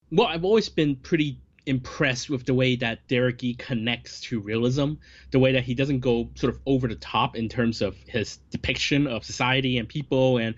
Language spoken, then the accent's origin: English; Hong Kong; I, I think um, a, a, lot of growing up in Hong Kong cinema, you see these actors so often.